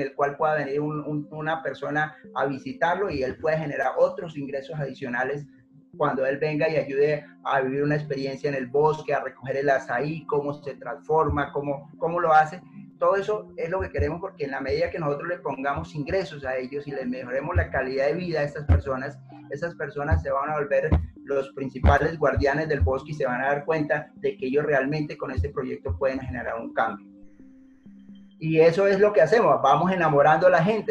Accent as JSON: {"language": "Spanish", "region": "Putumayo", "country": "Colombia", "tie": "born or raised there", "said": "yo soy de origen de Putumayo, eh, campesino"}